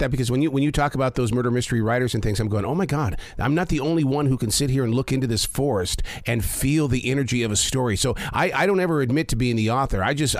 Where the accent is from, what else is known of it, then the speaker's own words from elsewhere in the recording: Montana, United States; also born or lived in Wyoming; growing up in Montana and Wyoming